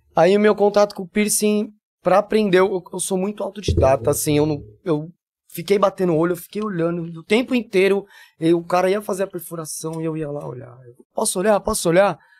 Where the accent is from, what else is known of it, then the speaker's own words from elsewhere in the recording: São Paulo, Brazil; accent: paulista; moved away as an adult; also born or lived in Rondonópolis / Minas Gerais; now in Jaboatão dos Guararapes, Brazil; sou de São Paulo capital, tenho 40 anos e 20, 38 lá.